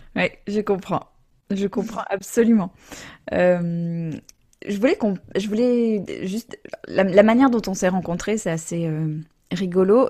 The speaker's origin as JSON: {"language": "French", "country": "United States", "tie": "born or raised there", "moved": "yes", "said": "j'ai grandi aux États-Unis"}